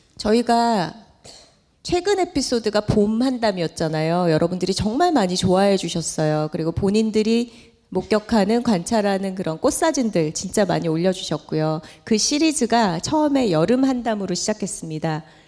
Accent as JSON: {"language": "Korean", "region": "Gyeongsang", "country": "South Korea", "accent": "Gyeongsang dialect (사투리)", "said": "우리 사투리로 애살이 있다"}